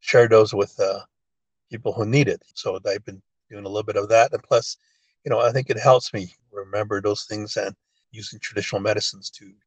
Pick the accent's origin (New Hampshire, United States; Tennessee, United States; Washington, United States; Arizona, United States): Arizona, United States; Cameron; English is a second language; ever since I was a kid herding sheep out here